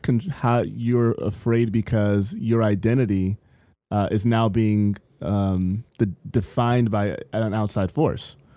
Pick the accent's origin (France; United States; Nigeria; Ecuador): United States; San Bernardino, California; when I was growing up in San Bernardino